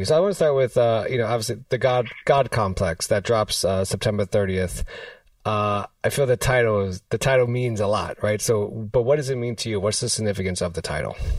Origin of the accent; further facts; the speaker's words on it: New York City, New York, United States; I'm from I'm from New York City